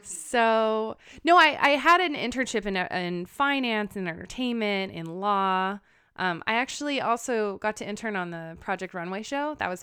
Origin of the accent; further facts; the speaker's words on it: Manhattan Beach, California, United States; So I grew up in Manhattan Beach, California. I'm the oldest of four.